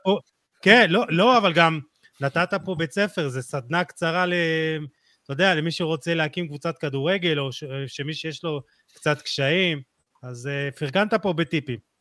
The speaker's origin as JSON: {"language": "Hebrew", "town": "Jerusalem", "region": "Jerusalem District", "country": "Israel", "said": "אני ירושלמי"}